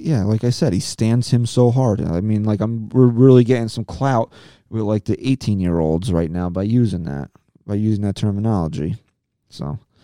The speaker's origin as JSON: {"language": "English", "country": "United States", "said": "I am American"}